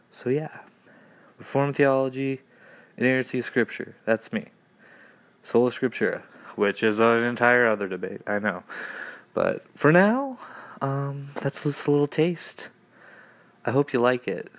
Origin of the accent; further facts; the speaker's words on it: Canada; from Canada. No, I don't live in an igloo.